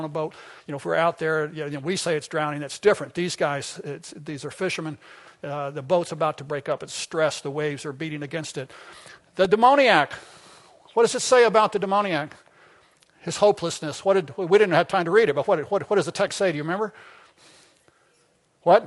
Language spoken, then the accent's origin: English; Arkansas, United States; I'm from Arkansas